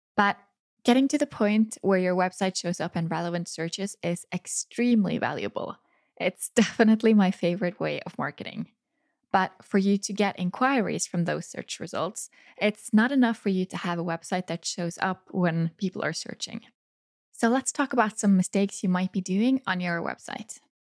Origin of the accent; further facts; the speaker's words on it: Norway; photograph their wedding right here in my hometown